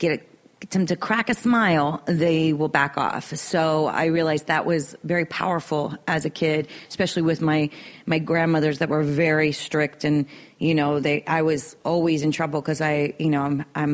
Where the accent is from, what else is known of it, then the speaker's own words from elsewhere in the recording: Miami, Florida, United States; now in Los Angeles, United States; I'm Irish and Bolivian. More South American, but I identify with Cubans because I grew up there